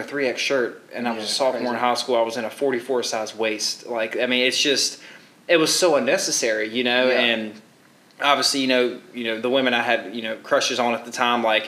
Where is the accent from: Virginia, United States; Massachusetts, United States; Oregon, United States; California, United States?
Virginia, United States; Roanoke, Southern; accent: American; I grew up in Southern Virginia, so about 3 hours east of that, closer to the Richmond area, and then moved to Roanoke when I was in sixth grade